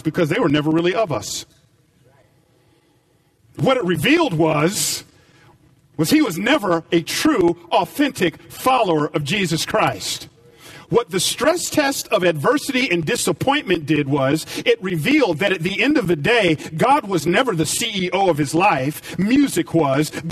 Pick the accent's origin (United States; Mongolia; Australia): United States; Atlanta, Georgia; moved away as an adult; also born or lived in Los Angeles; I grew up in Atlanta